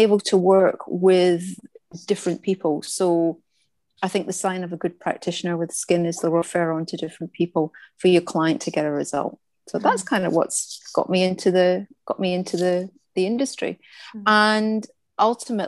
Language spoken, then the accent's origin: English; Scotland, United Kingdom; moved away as an adult; now in Australia; as you can probably hear by the accent, I'm from Scotland. I've been in Australia about 23 years